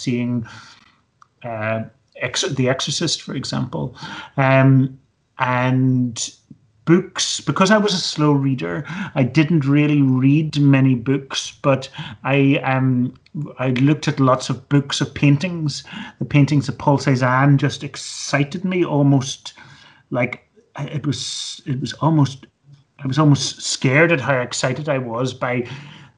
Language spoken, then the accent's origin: English; Belfast, Northern Ireland, United Kingdom; now in Edinburgh, United Kingdom; I grew up in Belfast in Northern Ireland in the 1970s